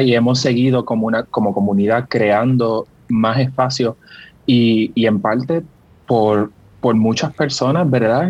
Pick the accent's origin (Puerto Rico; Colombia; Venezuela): Puerto Rico; yo soy bien boricua